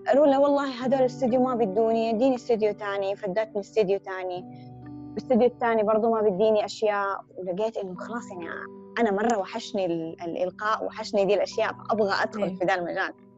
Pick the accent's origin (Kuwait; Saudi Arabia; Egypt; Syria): Saudi Arabia; Hejaz; accent: Hijazi; ان انا حجازيه